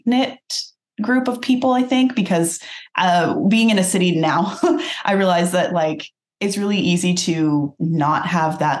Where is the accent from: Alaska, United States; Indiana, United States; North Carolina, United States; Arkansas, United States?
Alaska, United States; Nikiski; moved away; also born or lived in San Diego, California / Kenai, Alaska; I lived in primarily Kenai and then Nikiski. I grew up mostly in Nikiski